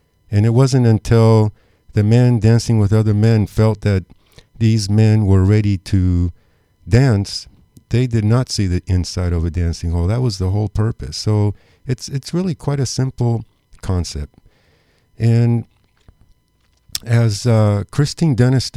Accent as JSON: {"language": "English", "country": "Argentina", "moved": "yes", "said": "I was exiled from Argentina"}